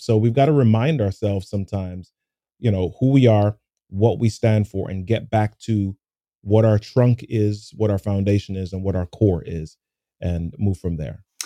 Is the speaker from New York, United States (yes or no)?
yes; New York City, New York, United States; when I was a kid growing up in New York City